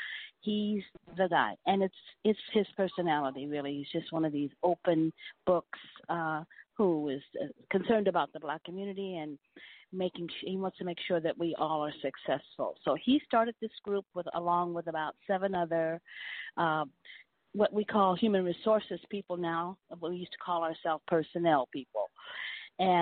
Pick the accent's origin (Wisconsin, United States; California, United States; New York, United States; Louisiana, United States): California, United States; Stockton; I was born and raised in Stockton, California